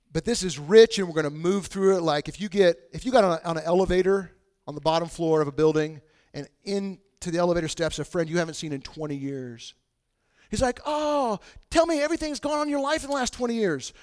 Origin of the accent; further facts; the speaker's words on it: Bushnell, Illinois, United States; I grew up in Bushnell, Illinois, which is super isolated in the middle of nowhere